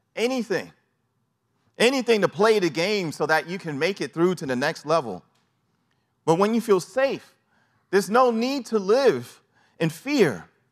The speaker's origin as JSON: {"language": "English", "town": "New York City", "region": "New York", "country": "United States", "tie": "born or raised there", "said": "growing up in New York City"}